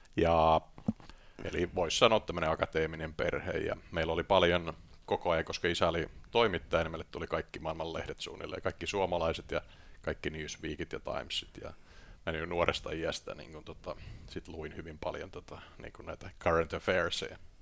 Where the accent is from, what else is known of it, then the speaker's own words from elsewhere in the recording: Tampere, Pirkanmaa, Finland; moved away as an adult; also born or lived in Lahti / London; mä oon syntynyt tuolla tota, Business Cityssä, joka on Lahti, ja, mutta viisivuotiaana mentiin sitten Tampereelle ja sitten Tampereella tuota sitten kasvoin